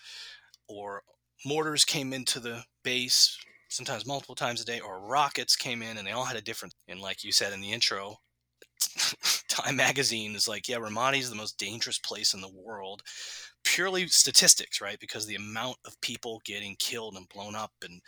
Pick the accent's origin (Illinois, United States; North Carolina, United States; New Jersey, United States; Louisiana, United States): Louisiana, United States; New Orleans; growing up in New Orleans